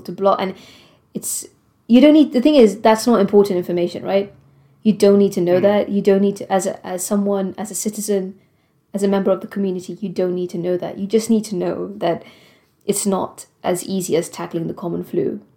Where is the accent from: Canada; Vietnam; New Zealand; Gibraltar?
Gibraltar; moved away as an adult; also born or lived in Prague, Czech Republic; now in United Kingdom; originally I'm from Gibraltar. So I've never lived in the UK before